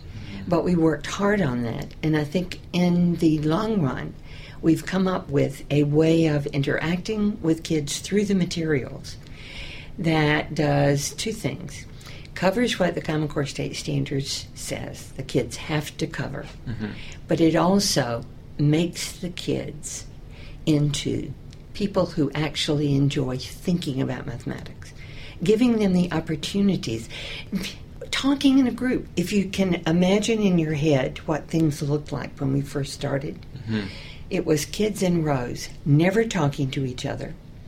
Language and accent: English; Georgia, United States; Well, I grew up in the South, southern part of Georgia, very close to the Florida line.